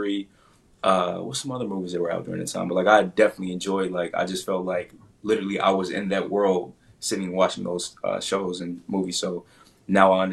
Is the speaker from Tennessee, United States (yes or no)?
yes; Memphis, Tennessee, United States; also born or lived in Jackson, Mississippi; now in Atlanta, United States; I'm from Memphis, Memphis, Tennessee, home of barbecue.